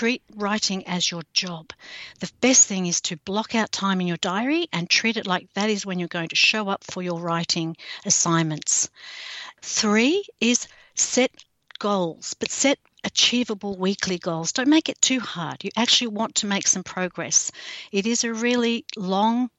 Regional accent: Australia; I'm an author from Australia

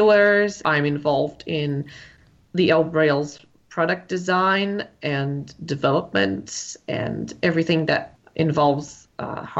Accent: Israel; I am from Israel.

